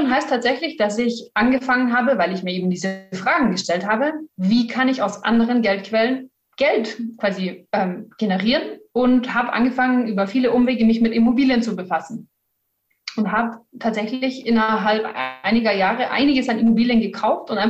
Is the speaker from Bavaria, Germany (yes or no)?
yes; Bavaria, Germany; Eigentlich komme ich aus dem Norden von München, also einmal um München rundherum.